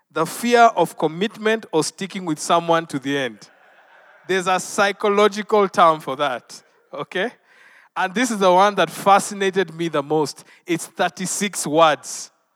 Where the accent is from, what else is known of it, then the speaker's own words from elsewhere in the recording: Western Kenya, Kenya; I am from Western Kenya, not far from the Lake Victoria.